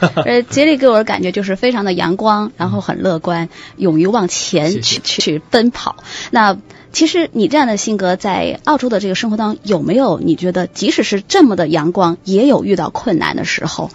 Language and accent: Chinese; China; now in Australia; 我们中国人